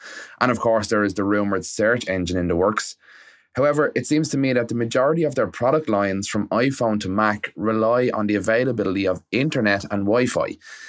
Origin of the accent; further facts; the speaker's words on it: Ireland; also born or lived in Dublin; as we would say in Ireland, on Madra Moor. … I'm calling in from Dublin.